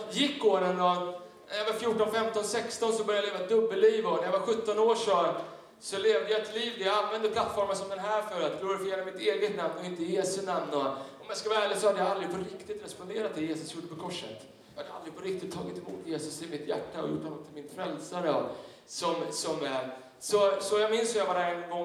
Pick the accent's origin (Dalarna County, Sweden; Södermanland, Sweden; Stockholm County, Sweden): Stockholm County, Sweden; Tyresö; jag växte upp i en, i en pingstkyrka söder om, eh, Stockholm, i, i Tyresö pingstkyrka